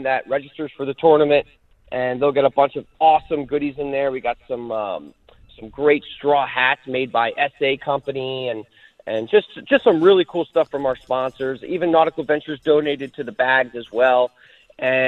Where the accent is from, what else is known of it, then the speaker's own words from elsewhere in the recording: New Jersey, United States; now in Florida, United States; New Jersey, my home state